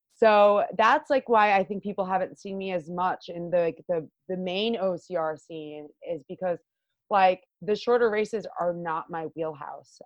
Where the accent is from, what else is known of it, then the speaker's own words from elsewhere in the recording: Long Island, New York, United States; I am born and raised uh, Long Island, yeah. York gal.